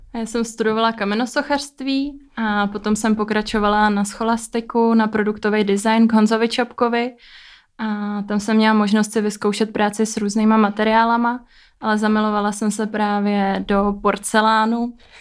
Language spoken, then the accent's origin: Czech; Stará Paka, Liberec Region, Czechia; A já jsem ze Starý Paky, spod Krkonoší